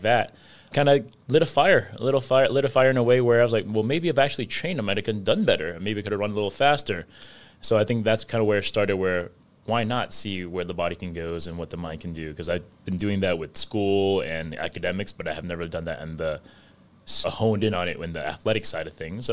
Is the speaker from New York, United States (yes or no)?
yes; New York City, New York, United States; growing up in New York City